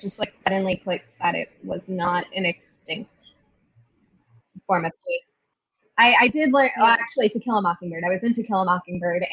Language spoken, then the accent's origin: English; Maryland, United States; now in New York, United States; we're from Maryland